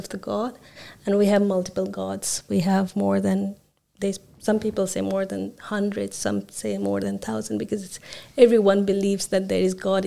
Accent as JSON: {"language": "English", "country": "Nepal", "tie": "born or raised there", "also_born_or_lived": "Bangladesh", "moved": "yes", "said": "I'm originally from Nepal. So I understand the context. I was born and raised there."}